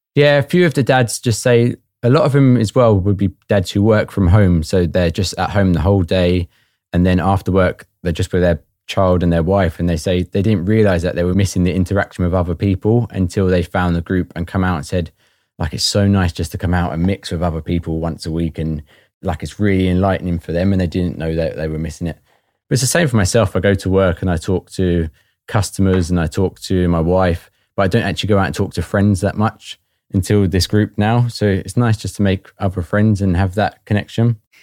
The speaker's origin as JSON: {"language": "English", "town": "Watford", "region": "East of England", "country": "United Kingdom", "moved": "as an adult", "lives_now": "Northern Ireland, United Kingdom", "said": "I'm originally from Watford and moved over to Northern Ireland around four and a half years ago."}